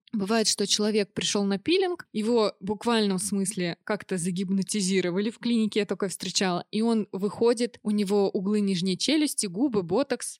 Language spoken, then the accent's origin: Russian; Orenburg, Orenburg Oblast, Russia; now in Moscow, Russia; Я родилась в Оренбурге